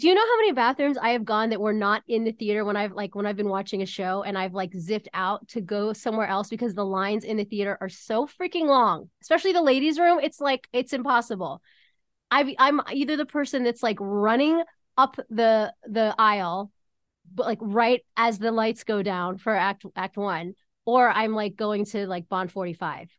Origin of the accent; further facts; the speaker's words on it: Pittsburgh, Pennsylvania, United States; I was coming here from Pittsburgh, Pennsylvania every summer